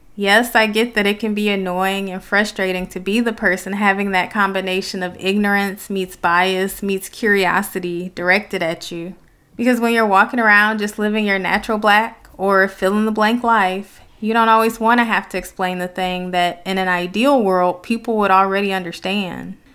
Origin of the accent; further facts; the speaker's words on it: Detroit, Michigan, United States; some of my experiences growing up in Detroit